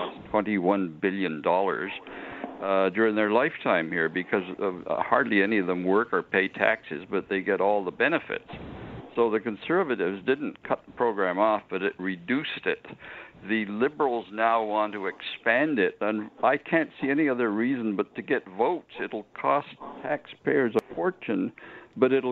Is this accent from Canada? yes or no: yes; Canada